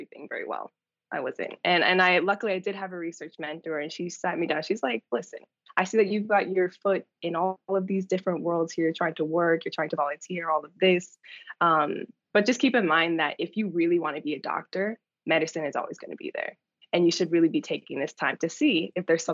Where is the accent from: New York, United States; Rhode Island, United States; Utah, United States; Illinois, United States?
New York, United States; moved away as an adult; also born or lived in Atlanta, Georgia; I was born in New York and raised in New York